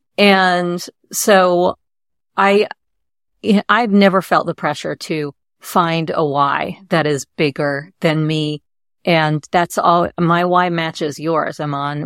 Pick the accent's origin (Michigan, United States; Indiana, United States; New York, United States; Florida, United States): New York, United States; growing up in New York